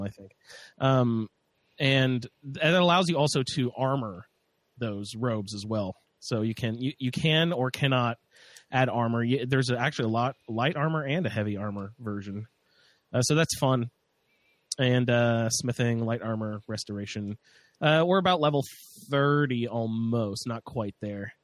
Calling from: Indiana, United States; I'm calling in from Indiana

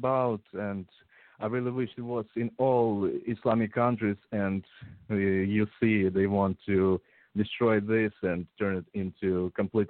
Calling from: Ukraine; English is a second language; I'm actually calling from Ukraine via Google.

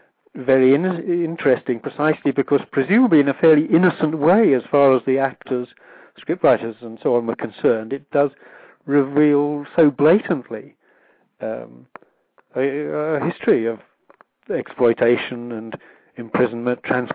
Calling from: Cambridge, East of England, United Kingdom; I'm calling from Cambridge, England.

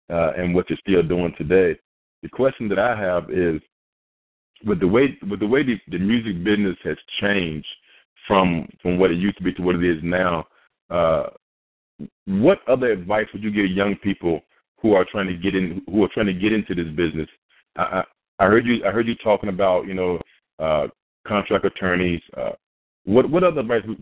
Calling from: Durham, North Carolina, United States; I'm calling in from Durham, North Carolina.

